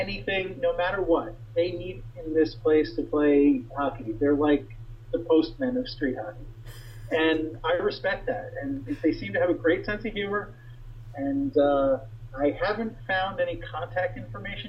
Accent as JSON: {"language": "English", "region": "New York", "country": "United States", "tie": "born or raised there", "said": "I was born and bred as a New Yorker, lived there my whole life"}